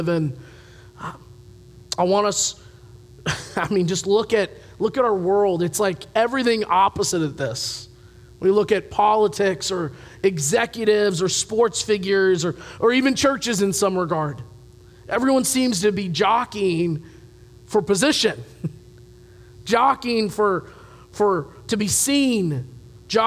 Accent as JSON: {"language": "English", "town": "Louisville", "region": "Kentucky", "country": "United States", "moved": "yes", "said": "I come from the Louisville area. Horses are big down there"}